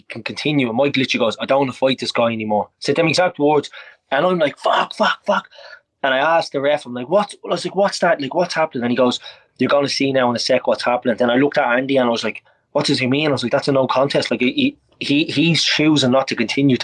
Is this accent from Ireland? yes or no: yes; Ireland; I'm an Irish man